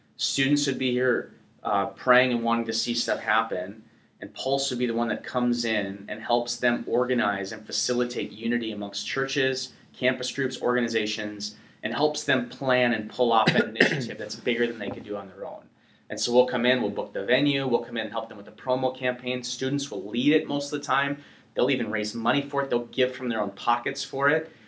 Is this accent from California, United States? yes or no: no; North Dakota, United States; I'm from North Dakota, you know, so it's not the metropolis cultural epicenter